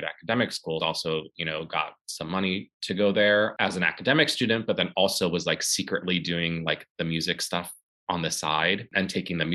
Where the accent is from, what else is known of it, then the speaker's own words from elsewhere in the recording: St. Louis, Missouri, United States; now in New York, United States; I am from St. Louis, Missouri. Grew up doing, you know, like arts and stuff.